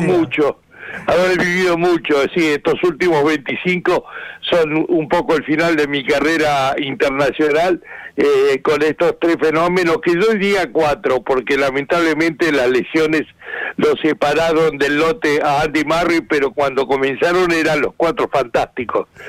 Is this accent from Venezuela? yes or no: no; Argentina; yo soy el único argentino que, que, que vivió todas las finales